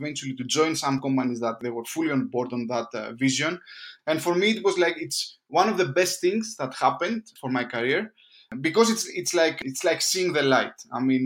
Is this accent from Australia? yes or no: no; Greece; moved away as an adult; now in London, United Kingdom; I'm from Greece. I've been working here in London for the past 4 years, almost five.